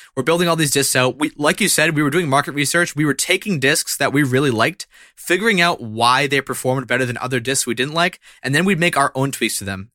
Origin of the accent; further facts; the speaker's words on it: central Massachusetts, United States; the central Massachusetts area where I'm located right now